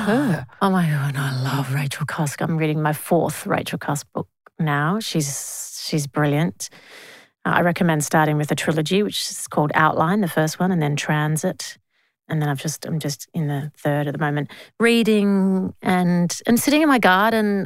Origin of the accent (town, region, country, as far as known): Australia